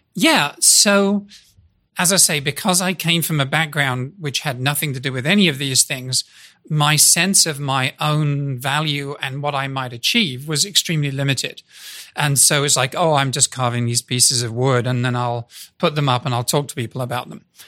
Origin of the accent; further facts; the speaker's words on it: United Kingdom; moved away as an adult; now in United States; I'm a Brit walking around in the US. I've been here 38 years